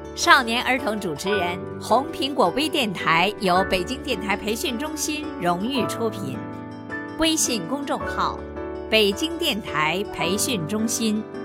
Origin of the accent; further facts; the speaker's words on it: Tianjin, China; 我是来自天津的